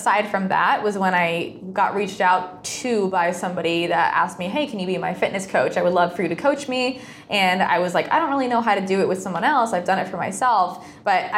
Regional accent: Rhode Island, United States; moved away as an adult; also born or lived in Los Angeles; I'm from Rhode Island, small state.

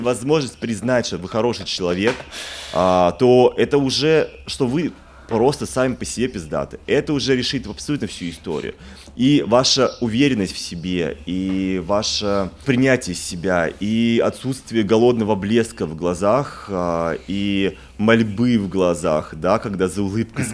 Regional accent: Moscow, Russia; moved away; also born or lived in Paris; я из Москвы

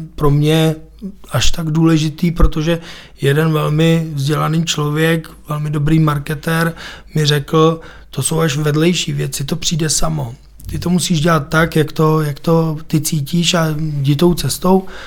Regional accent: Písek, South Bohemian Region, Czechia; Je to moje rodné město, narodil jsem se tam

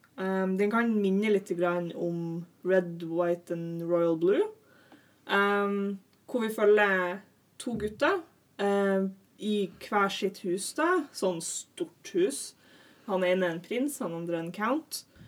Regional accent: Northern Norway, Norway; now in Oslo, Norway; Jeg er en nordlending som har klart å forvirre meg ned til Oslo

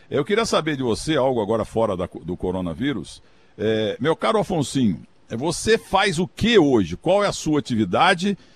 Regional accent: Muzambinho, Minas Gerais, Brazil; Então, eu sou do, de Minas Gerais, eu botei no meu, no, nas minhas redes sociais uma foto em tratores na entrada de Muzambinho, minha cidade tem 22 mil habitantes só.

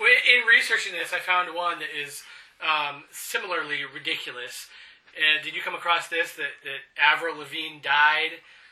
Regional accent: Denver, Colorado, United States; born there; Denver. I have family in Boulder.

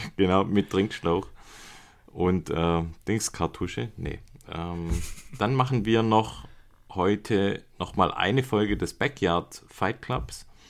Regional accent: Germany; moved away; aus meiner alten Heimat Beisingen

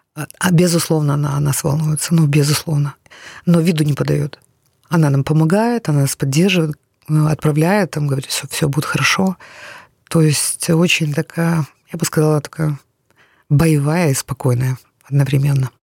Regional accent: Kyiv, Ukraine; first language Russian; я киевлянка, украинка. Я ходила в Украину в украинскую школу

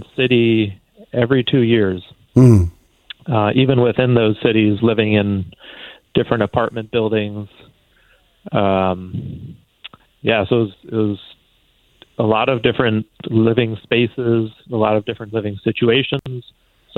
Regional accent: Connecticut, United States; moved away; also born or lived in China; growing up in Connecticut, I think my sense of home was very rooted in the physical space there

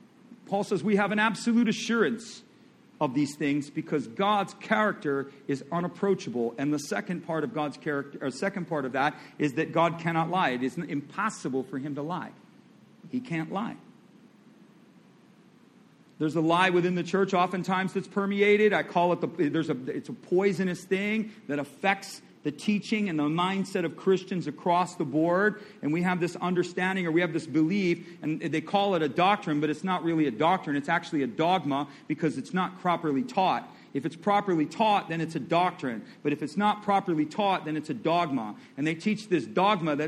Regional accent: Michigan, United States; now in Florida, United States; I'm from Michigan. My family's from Michigan. And so I'm used to snow

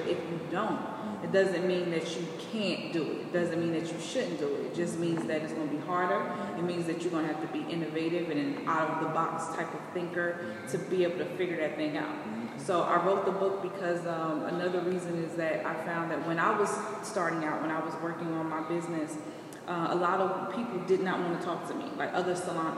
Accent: Trenton, New Jersey, United States; I'm from Trenton originally. So I come from an urban area where I didn't have money, raised by my grandmother

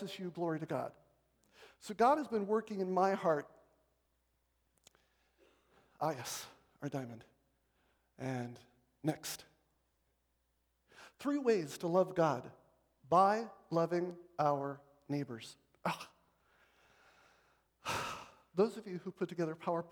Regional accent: Marshall, Michigan, United States; I grew up in Marshall, Michigan

